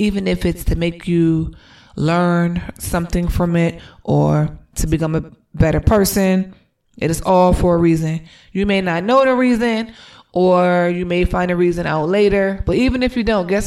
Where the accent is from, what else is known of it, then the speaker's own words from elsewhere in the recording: Delaware, United States; moved away as an adult; now in Atlanta, United States; We are originally from Delaware, but we live in Atlanta, Georgia. We've been living here for 2.5 years now